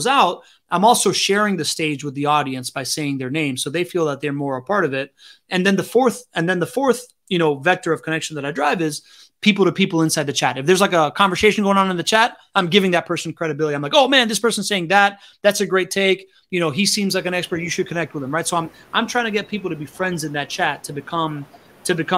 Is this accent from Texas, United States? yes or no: no; Miami, Florida, United States; growing up in Miami in the 90s, man, like I grew up around nightclub culture